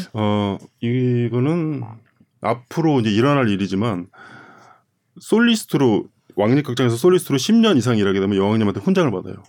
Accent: South Korea; moved away as an adult; also born or lived in Germany; now in Copenhagen, Denmark; 저희는 한국 사람이니까

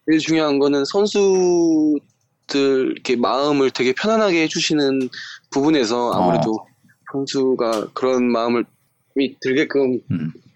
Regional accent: Suncheon, South Jeolla, South Korea; moved away as an adult; also born or lived in Busan; now in Changwon, South Korea; 순천에서 네 고등학교 때까지 계속 순천에 있다가

